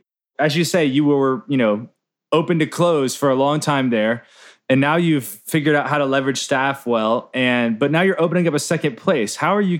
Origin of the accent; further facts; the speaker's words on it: the South, United States; moved away; I grew up in the South and miss that more than anything else